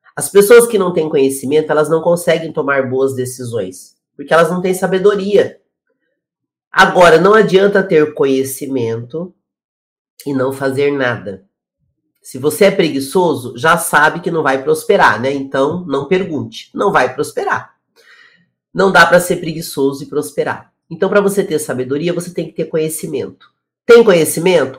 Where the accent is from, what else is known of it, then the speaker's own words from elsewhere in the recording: Curitiba, Paraná, Brazil; now in São Paulo, Brazil; eu moro em São Paulo hoje, mas eu sou de Curitiba